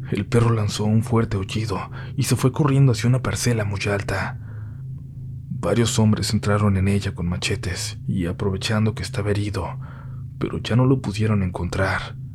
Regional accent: Navolato, Sinaloa, Mexico; Nosotros somos de Nabolato, Sinaloa, y hace ya varios años se contaban muchas historias sobre brujos, brujas y nahuales

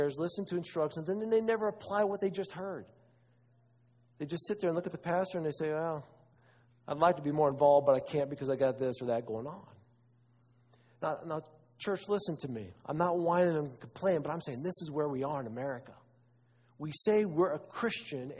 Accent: Wauseon, Ohio, United States; I'm from Northwest Ohio, Wauseon

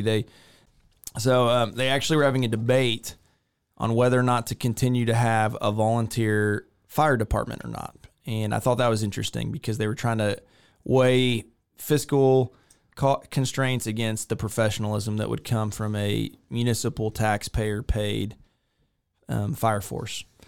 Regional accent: a small town outside of Victoria, Texas, United States; moved away as an adult; now in Waco, United States; I grew up in a small town outside of Victoria, Texas.

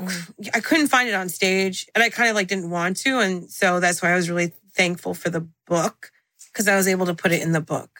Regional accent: Central New Jersey, United States; first language English; moved away as an adult; also born or lived in Miami / New York City; I call myself the Khaleesi of Jersey because I was born in the North, raised in Central, lived in the South

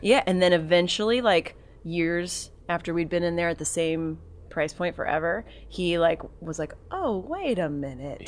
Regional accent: Texas, United States; moved away as an adult; also born or lived in New York; I grew up in Texas and went to school in Dallas

